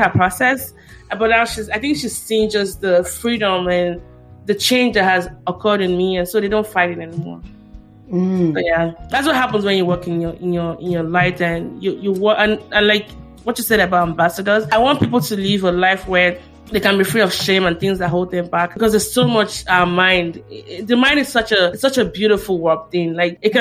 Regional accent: Nigeria; as a Nigerian child

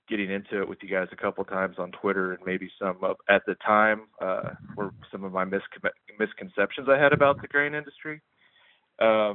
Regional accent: Kansas, United States; I'm from Kansas

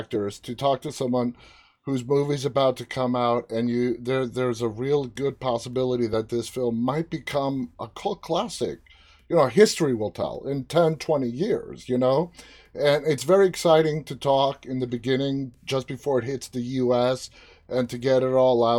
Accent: New York, United States; moved away as an adult; now in Washington, D.C., United States; I'm from New York, but I'm currently in D.C.

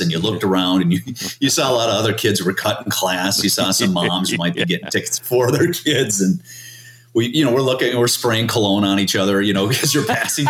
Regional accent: Stillwater, Minnesota, United States; we grew up in Stillwater.

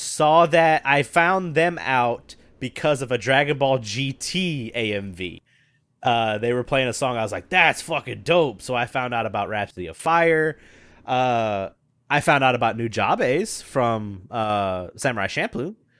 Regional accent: Memphis, Tennessee, United States; I come from Memphis, which is, like, blues and rock and all that stuff

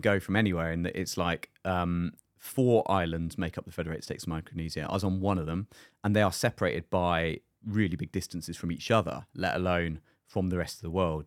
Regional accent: United Kingdom; moved away; being the British guy

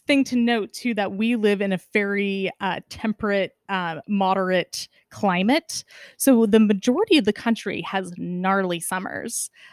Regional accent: Northern California, United States; now in Seattle, United States; grew up in Northern California

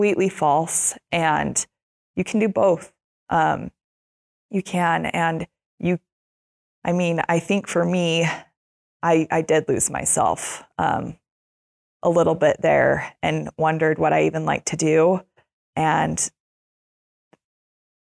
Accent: Utah, United States; I grew up in Utah

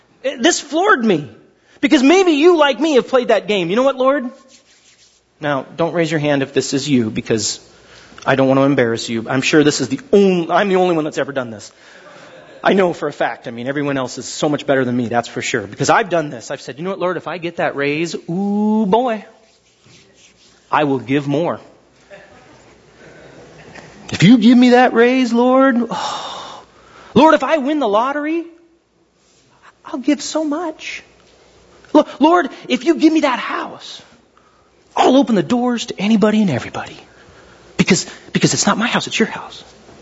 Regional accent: Glendora, California, United States; When I was a kid, I grew up kind of in Glendora half my life.

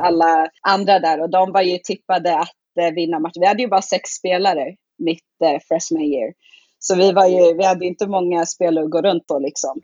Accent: Sweden; moved away as an adult; also born or lived in Muncie, Indiana, United States; det är ingen som tror att jag är svensk förrän jag börjar prata svenska

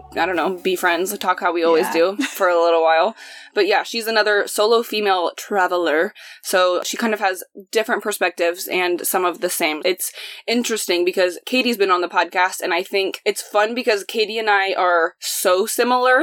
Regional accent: Indianapolis, Indiana, United States; moved away as an adult; also born or lived in Chicago; my hometown

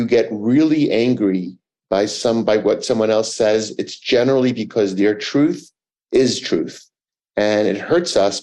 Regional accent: New York City, New York, United States; I grew up in Manhattan

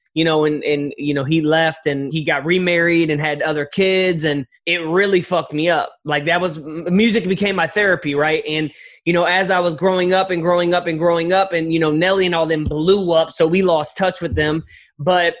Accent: St. Louis, Missouri, United States; I'm from St. Louis, Missouri, born and raised.

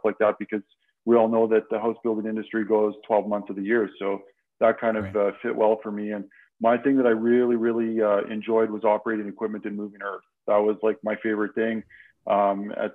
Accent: Saskatchewan, Canada; moved away as an adult; now in Calgary, Canada; I grew up in a small town in Saskatchewan, and in 93, when I graduated

